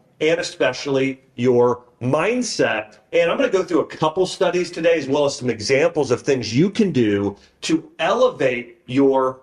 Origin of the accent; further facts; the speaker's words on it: Troy, Ohio, United States; moved away; my parents' home, where I grew up in Troy, Ohio